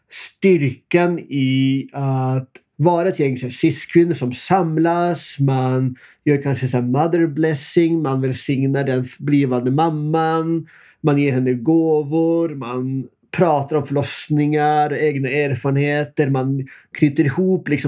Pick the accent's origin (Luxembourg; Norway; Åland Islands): Norway; Så ska man ändå veta att här, det är ju där jag kommer ifrån.